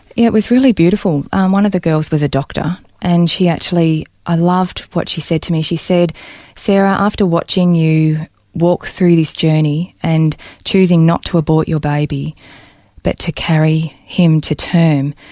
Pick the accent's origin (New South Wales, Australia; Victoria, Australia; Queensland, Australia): Victoria, Australia; Balnarring; born or raised there